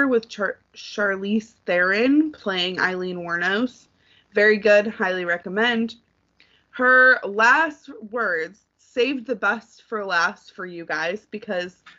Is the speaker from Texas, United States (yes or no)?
no; Detroit, Michigan, United States; where I grew up in Metro Detroit